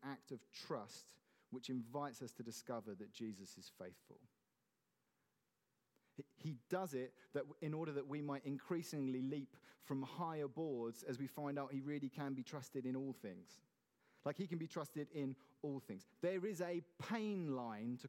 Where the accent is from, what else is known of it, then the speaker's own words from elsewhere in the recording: Godalming, South East England, United Kingdom; I grew up in Godalming